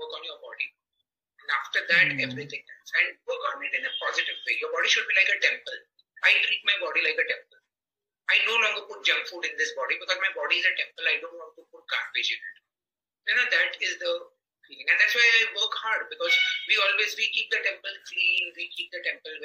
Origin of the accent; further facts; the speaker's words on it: Mumbai, Maharashtra, India; we grew up in the 75 and 80s, you know, in the 80s, Mumbai, I come from Mumbai